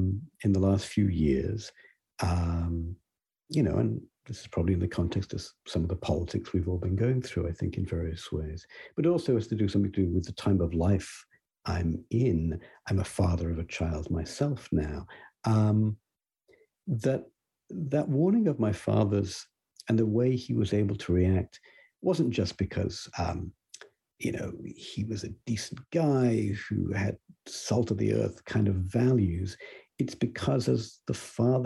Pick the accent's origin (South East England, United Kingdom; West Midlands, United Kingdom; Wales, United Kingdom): West Midlands, United Kingdom; Coventry; moved away; I grew up in Britain, and I can recall a moment in the late 70s, I think, there with my father in my hometown of Coventry